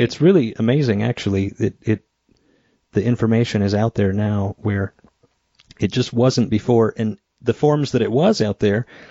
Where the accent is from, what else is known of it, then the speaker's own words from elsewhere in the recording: Idaho, United States; moved away; I moved to Idaho back to my hometown